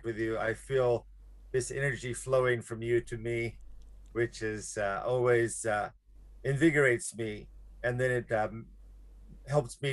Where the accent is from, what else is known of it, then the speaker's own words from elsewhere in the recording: Alabama, United States; moved away as an adult; now in Japan; my background is I'm from Alabama, which now I would kind of describe as, of course, the heart of slavery in the United States